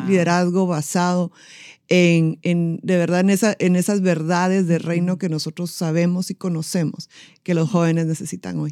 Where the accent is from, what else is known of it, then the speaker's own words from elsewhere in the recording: Guatemala; yo soy guatemalteca